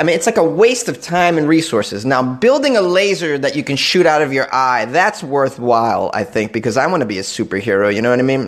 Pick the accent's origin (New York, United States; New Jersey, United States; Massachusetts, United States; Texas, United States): Massachusetts, United States; a fellow masshole.